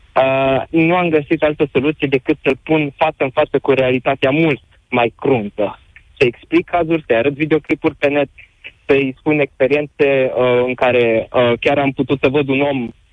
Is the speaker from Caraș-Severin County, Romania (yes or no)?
yes; Reșița, Caraș-Severin County, Romania; sunt din Reșița